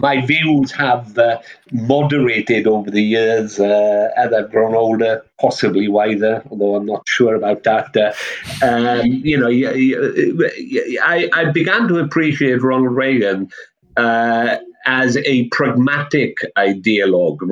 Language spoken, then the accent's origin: English; South Wales, United Kingdom; moved away; I come from South Wales, that's the Labour heartland. Well, it was when I was there anyway